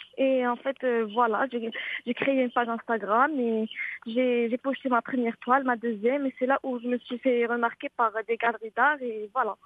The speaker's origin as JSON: {"language": "French", "town": "Marrakesh", "region": "Marrakesh-Safi", "country": "Morocco", "tie": "born or raised there", "moved": "yes", "lives_now": "Casablanca, Morocco", "said": "ma ville natale, c'est Marrakech"}